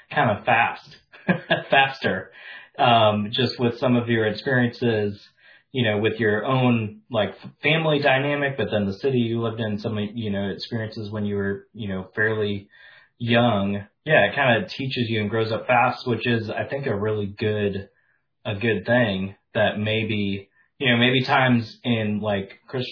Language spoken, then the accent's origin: English; Wisconsin, United States; also born or lived in Memphis, Tennessee / Arkansas; now in North Carolina, United States; I grew up in Wisconsin in like a small city that was 98% white